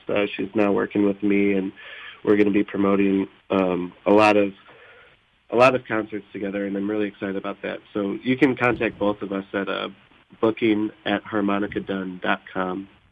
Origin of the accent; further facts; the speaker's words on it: Oak Park, Illinois, United States; I grew up in in Oak Park and uh, so this is kind of like my my home base.